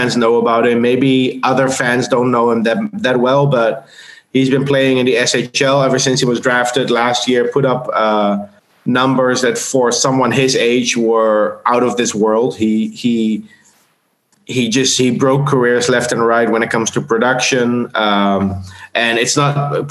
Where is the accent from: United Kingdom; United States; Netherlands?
Netherlands; moved away as an adult; also born or lived in South Africa; now in Austria; I'm from the Netherlands originally